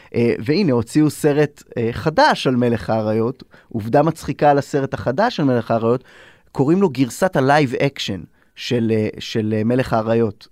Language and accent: Hebrew; Israel